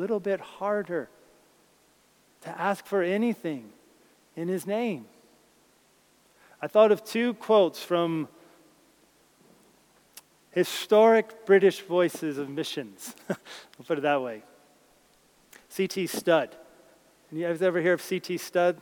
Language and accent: English; New Jersey, United States; where I grew up in New Jersey